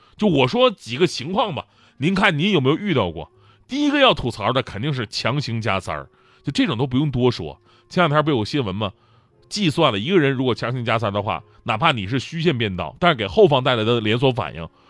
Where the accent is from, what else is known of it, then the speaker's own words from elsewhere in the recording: Changchun, Jilin, China; now in Beijing, China; 我的家乡吉林长春